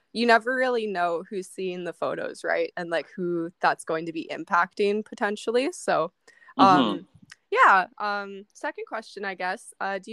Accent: Saskatchewan, Canada; I'm a 21-year-old model from Saskatchewan.

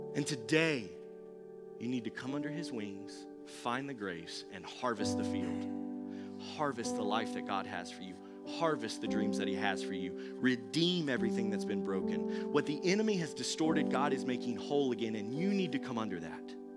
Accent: Thomasville, North Carolina, United States; I'm from Thomasville

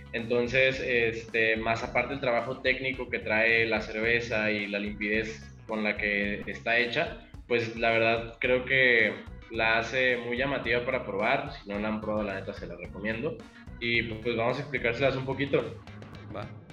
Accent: Michoacán, Mexico; now in Jalisco, Mexico; Yo soy de Michoacán

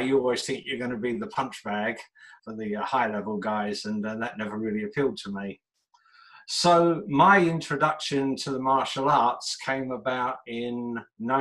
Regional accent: London, United Kingdom; moved away as an adult; now in Japan; I'm from London, England, and growing up in the 60s and 70s

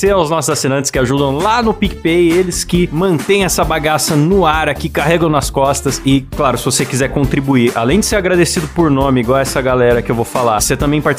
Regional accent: Rio de Janeiro, Brazil; Cuidado comigo que eu sou

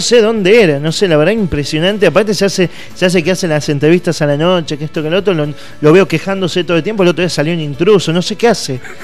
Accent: Lomas de Zamora, Buenos Aires Province, Argentina; now in Banfield, Argentina; necesito volver a Loma de Zamora City, que es de donde vengo yo

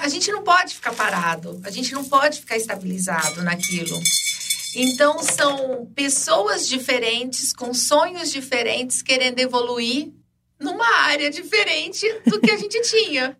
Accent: Ribeirão Preto, São Paulo, Brazil; also born or lived in Jardinópolis; Nasci aqui em Ribeirão Preto, por um tempo fui morar em Jurucê

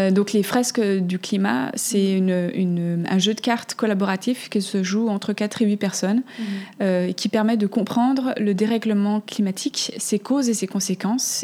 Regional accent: Switzerland; j'ai grandi en Suisse

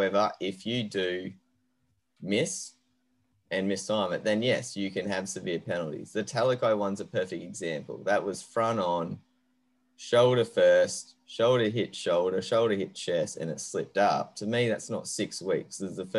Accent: Queensland, Australia; now in Sydney, Australia; And as a Queenslander who lives in Sydney, you can imagine how much that pains me to say that.

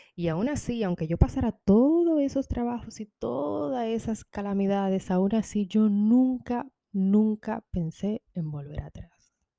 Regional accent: Dominican Republic; moved away; yo soy de República Dominicana, orgullosamente.

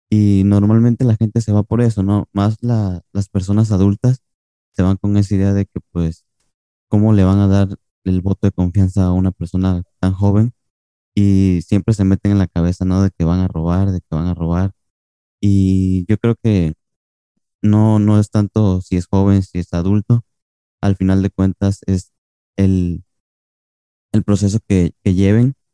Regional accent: Cancún, Quintana Roo, Mexico; Perdón, soy de Cancún, no me había presentado.

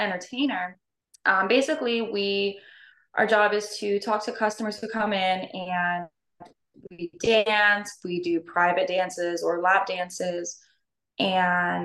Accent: Norfolk, Virginia, United States; also born or lived in Hawaii; I was born and raised in Norfolk, Virginia

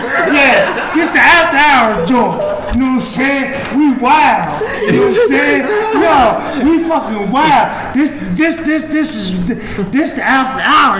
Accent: Pennsylvania, United States; I'm from Pennsylvania

